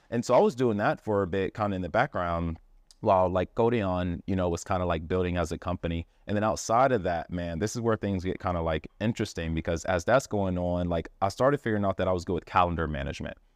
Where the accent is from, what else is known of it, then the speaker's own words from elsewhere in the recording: Miami, Florida, United States; I grew up in Miami